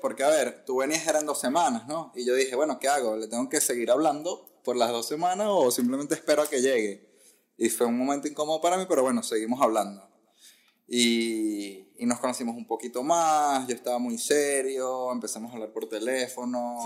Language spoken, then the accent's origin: Spanish; Caracas, Capital District, Venezuela; moved away as an adult; also born or lived in Ecuador / Barquisimeto; now in United States; fui a Caracas y estuve en Caracas hasta los 24, 25 años